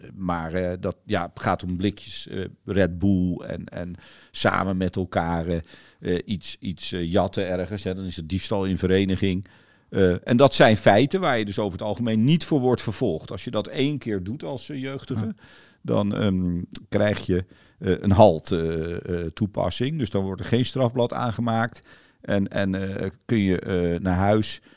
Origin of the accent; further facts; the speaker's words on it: Netherlands; we zijn allemaal groot geworden in Nederland door veel te fietsen in weer en wind